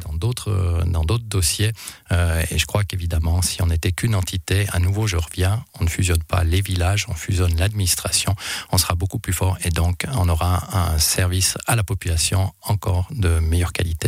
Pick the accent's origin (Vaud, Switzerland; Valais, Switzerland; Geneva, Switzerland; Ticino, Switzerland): Valais, Switzerland; Monthey; chez nous à Monté